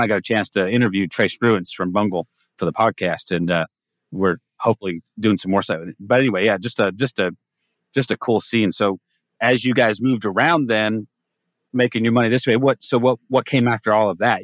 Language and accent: English; Humboldt County, California, United States; moved away as an adult; now in Texas, United States; my wife and I found that because we're from Humboldt